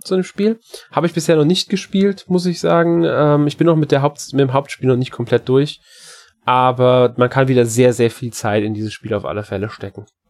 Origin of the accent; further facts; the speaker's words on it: Germany; bei uns in Deutschland